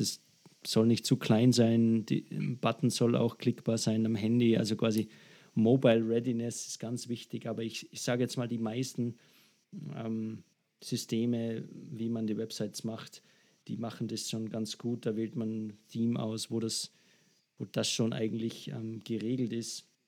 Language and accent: German; Salzburg, Austria; bei einer Agentur bei uns in Salzburg angefangen